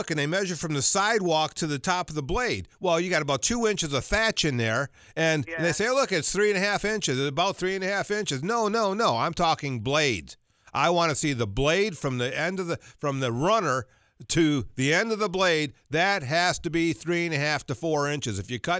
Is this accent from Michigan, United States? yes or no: no; Georgia, United States; I can't tell you how many people I saw growing up in Georgia.